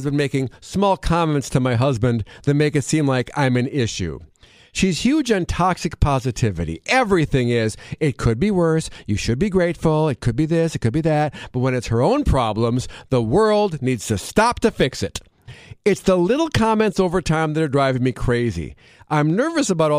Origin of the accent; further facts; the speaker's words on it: Wisconsin, United States; Growing up in Wisconsin